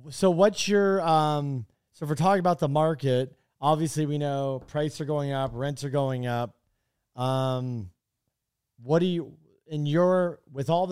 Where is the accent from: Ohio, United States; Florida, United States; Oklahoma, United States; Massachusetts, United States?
Florida, United States; Miami; moved away; I'm from Miami originally